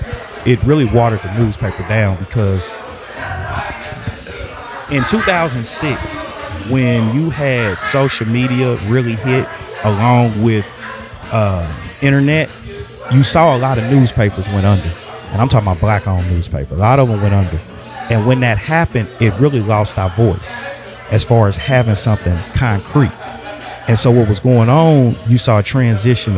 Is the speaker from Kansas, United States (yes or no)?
yes; Kansas City, Kansas, United States; also born or lived in Wichita, Kansas; I was born in Wyandotte County. So I'm from 913. I'm from the 913